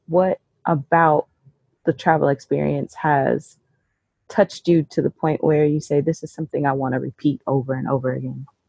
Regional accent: Carbondale, Illinois, United States; So I am from Southern Illinois, uh, Carbondale

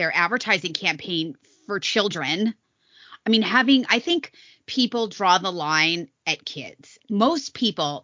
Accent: Las Vegas, Nevada, United States; I'm from Vegas

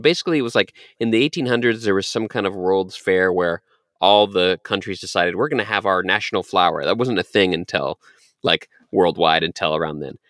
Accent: Texas, United States; I was born in Texas

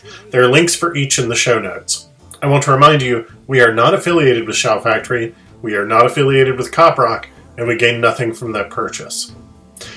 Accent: United States; I'm American

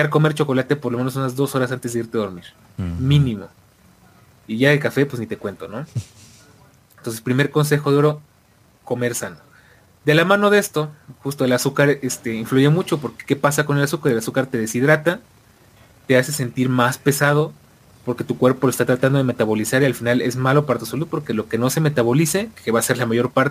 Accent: Argentina; Eh, a como argentino, ¿qué estoy haciendo mal, boludo?

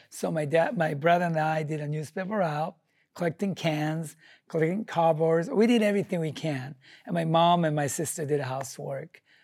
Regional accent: Japan; English is a second language; moved away as an adult; now in United States; I'm from Japan with nothing, no money, no English

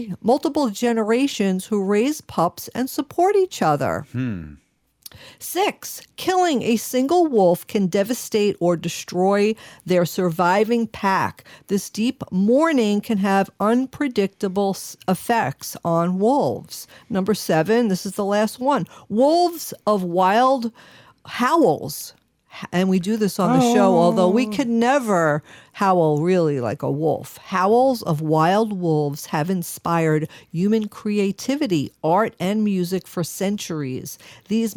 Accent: New York, United States; accent: New York; my New York accent

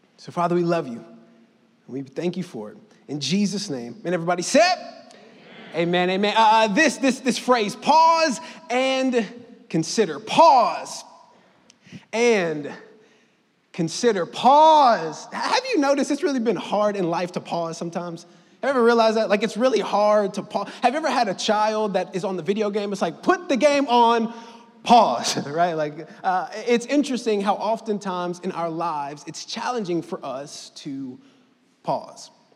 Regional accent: Mississippi, United States; me and my family, moved to Mississippi when I was seven

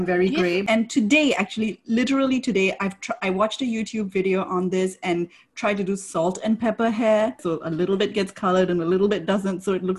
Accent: Singapore; now in United States; I grew up in Singapore and that's like right at the equator. So it was always humid. And then I moved to the US

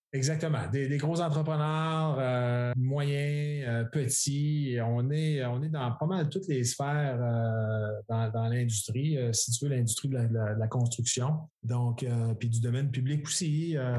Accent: Quebec, Canada; c'est le fun d'être de retour euh, chez nous au Québec.

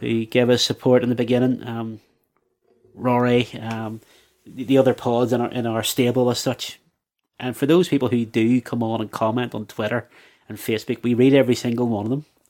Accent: Belfast, Northern Ireland, United Kingdom; as a young lad growing up in the Shankill

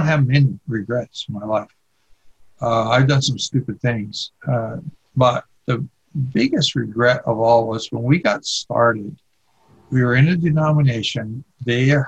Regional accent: Oregon, United States; moved away; also born or lived in California / Hawaii; I grew up in Oregon

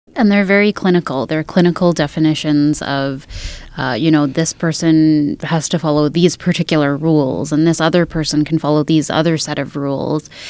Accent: Edmonton, Alberta, Canada; I am a Treaty 6 settler, so I was born and raised in Edmonton

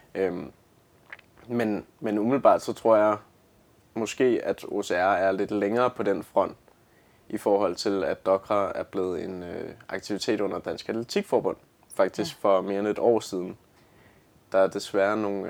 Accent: Lyngby, Capital Region of Denmark, Denmark; Jeg kommer fra Lyngby

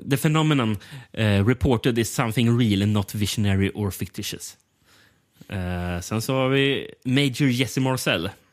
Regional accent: Sweden; som svensk

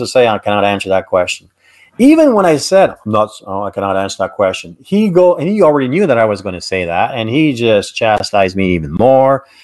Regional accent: Canada; I'm Canadian

